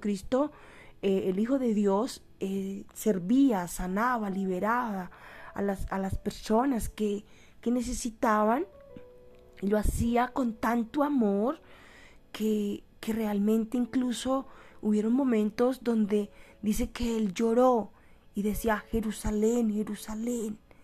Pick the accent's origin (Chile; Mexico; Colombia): Colombia; aquí en mi país Colombia